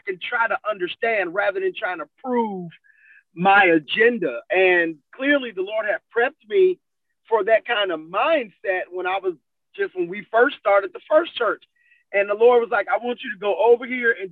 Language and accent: English; Ohio, United States; I was born in Ohio